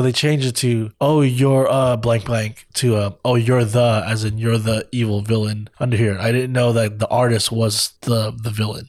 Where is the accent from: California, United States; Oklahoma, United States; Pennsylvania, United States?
California, United States; I grew up in California